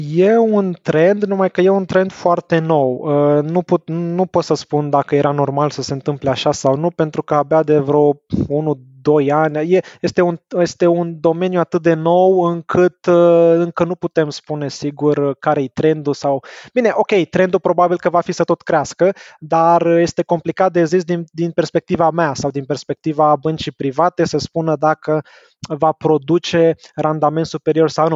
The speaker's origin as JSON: {"language": "Romanian", "region": "Bucharest", "country": "Romania", "tie": "born or raised there", "also_born_or_lived": "Belgium", "moved": "as an adult", "said": "Sunt născut și crescut în București"}